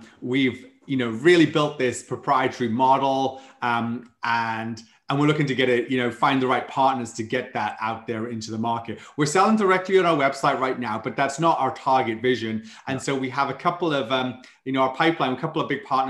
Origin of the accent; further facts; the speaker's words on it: Wales, United Kingdom; accent: Welsh; moved away as an adult; now in San Antonio, United States; I'm from Wales, though I've been living in the States now about 12 years